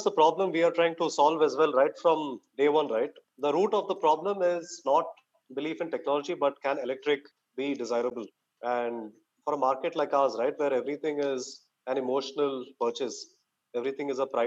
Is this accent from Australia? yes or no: no; Bangalore, Karnataka, India; growing up in Bangalore, got into engineering